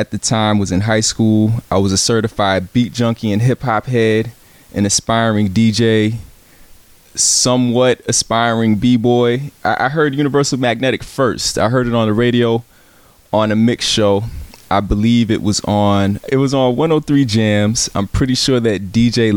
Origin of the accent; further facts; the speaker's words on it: Virginia Beach, Virginia, United States; moved away; also born or lived in San Antonio, Texas / Chicago, Illinois / Champaign, Illinois / East Coast; Grew up in Virginia Beach, Virginia